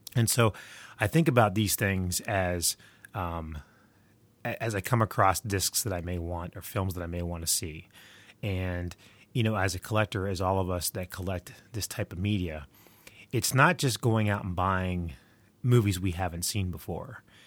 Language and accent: English; West Virginia, United States; I'm recording from the frozen tundra that is my home state of West Virginia